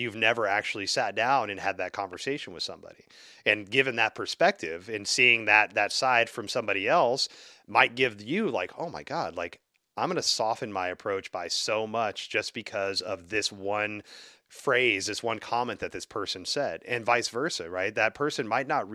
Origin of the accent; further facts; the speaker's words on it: the South, United States; I grew up in the South